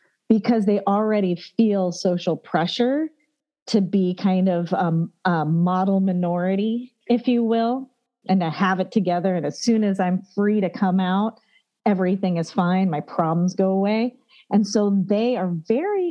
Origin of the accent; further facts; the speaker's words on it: United States; we were Americans